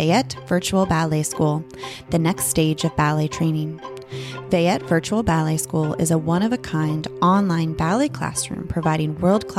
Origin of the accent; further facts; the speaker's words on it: Bay Area, California, United States; I grew up in the Bay Area